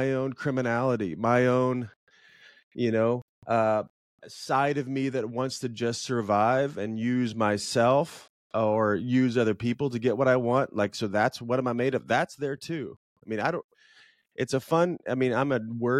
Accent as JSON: {"language": "English", "region": "Illinois", "country": "United States", "tie": "born or raised there", "also_born_or_lived": "Chicago", "said": "So I grew up in Illinois and I moved to Chicago chasing a girl"}